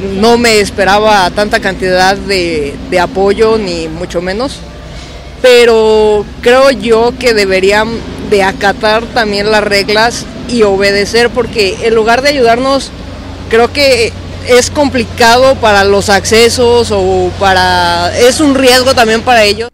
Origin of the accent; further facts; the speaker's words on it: Celaya, Guanajuato, Mexico; Vengo de Celaya, Guanajuato